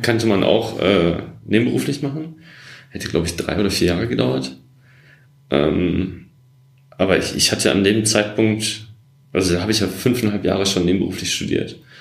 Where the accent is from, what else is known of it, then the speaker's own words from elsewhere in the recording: Essen, North Rhine-Westphalia, Germany; moved away as an adult; now in Berlin, Germany; Ich bin im Ruhrgebiet groß geworden, in Essen